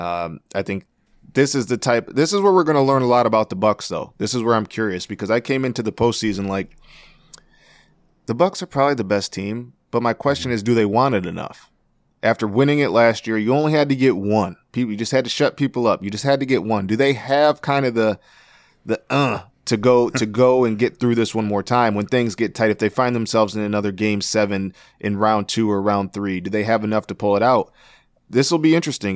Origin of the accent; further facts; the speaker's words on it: Flint, Michigan, United States; my hometown of Flint